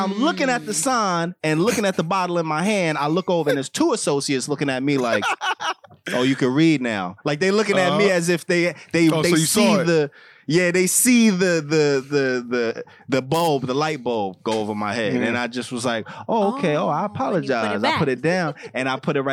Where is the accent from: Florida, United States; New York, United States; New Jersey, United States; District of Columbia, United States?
New York, United States; I was from New York